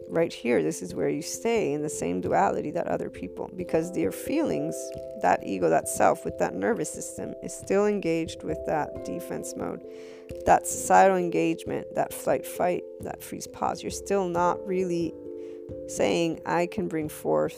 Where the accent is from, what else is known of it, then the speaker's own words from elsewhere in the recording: United States; I, as an American